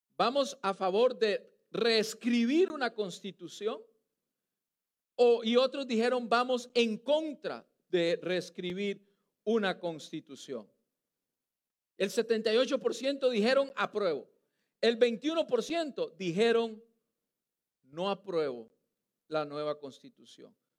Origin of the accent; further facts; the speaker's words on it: Costa Rica; now in United States; Yo soy costarricense